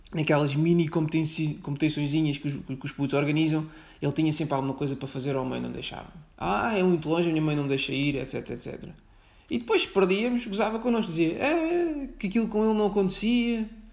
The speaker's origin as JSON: {"language": "Portuguese", "region": "outskirts of Setúbal", "country": "Portugal", "tie": "born or raised there", "also_born_or_lived": "Lisbon", "moved": "as an adult", "said": "não sou de Lisboa, sou de fora, sou de Setúbal, mas também não sou de Setúbal, sou algo gosto de Setúbal. Ou seja, sou periferia da periferia da periferia. Pronto. Mas andei na escola em Setúbal."}